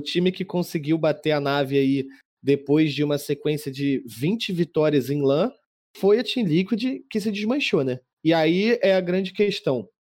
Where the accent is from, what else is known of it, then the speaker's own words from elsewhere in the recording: Brazil; eu sou, sou brasileiro